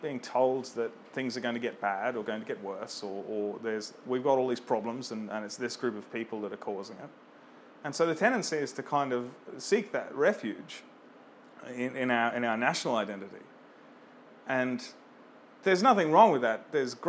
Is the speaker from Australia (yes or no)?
yes; Australia; And I was born in Australia, my parents were born in Australia, my grandparents were born in Australia